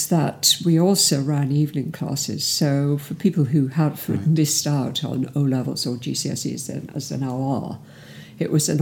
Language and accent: English; Cardiff, Wales, United Kingdom; moved away as an adult; also born or lived in Bristol; I'm from South Wales, from Cardiff. And I escaped from Cardiff at 18